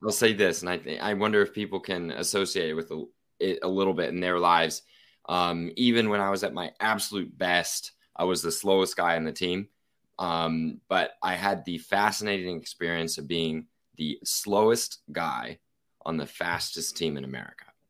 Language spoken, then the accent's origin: English; Oklahoma City, Oklahoma, United States; I'm from Oklahoma City, Oklahoma, uh, beautiful state with no nuclear plants.